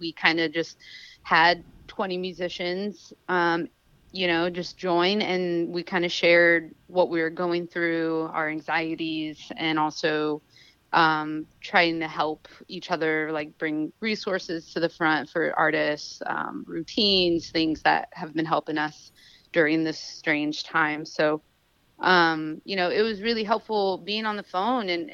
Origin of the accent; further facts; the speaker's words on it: Sacramento, California, United States; moved away as an adult; also born or lived in Oakland; now in Los Angeles, United States; I'm from Sacramento, but I have lived in Oakland for years. I live in LA now